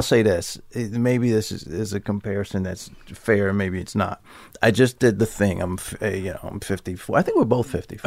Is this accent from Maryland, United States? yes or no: yes; Baltimore, Maryland, United States; moved away as an adult; also born or lived in New York; I grew up in Baltimore, Maryland. I'm sorry. It, just for your listeners, I grew up in Baltimore City